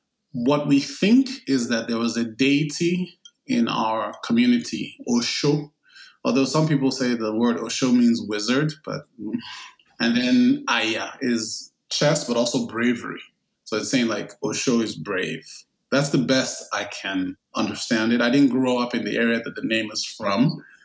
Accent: Nigeria; also born or lived in United States; And so that's where I grew up. My adolescence and most of my childhood was in Nigeria. I was born in the United States. And then I was taken home as a baby, as an infant. I spent my first 4 years in Nigeria.

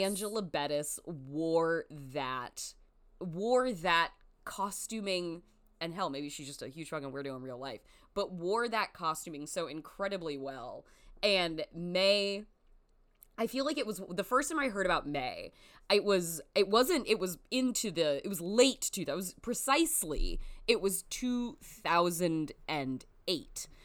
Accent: United States; as an American person

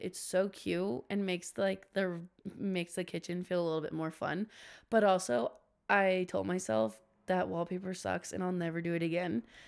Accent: Washington, United States; I'm actually from Washington

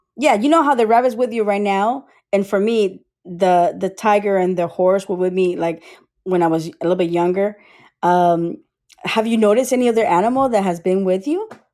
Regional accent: United States; also born or lived in Costa Rica / Tampa, Florida; now in Sarasota, United States; I was born in Costa Rica was raised in America, but I was in Costa Rica until age eight or so, eight or nine

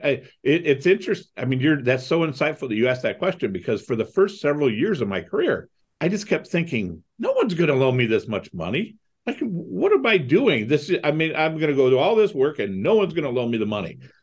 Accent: Toledo, Ohio, United States; also born or lived in Cleveland, Ohio; I grew up in Toledo, Ohio.

